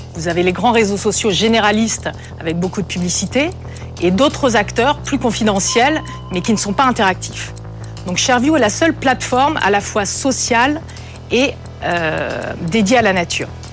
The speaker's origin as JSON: {"language": "French", "region": "Brittany", "country": "France", "tie": "born or raised there", "moved": "as an adult", "said": "je suis née en Bretagne, au bord de la mer"}